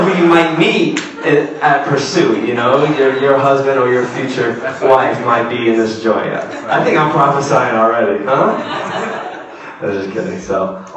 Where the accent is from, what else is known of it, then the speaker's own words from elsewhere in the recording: South Windsor, Connecticut, United States; we grew up in a suburb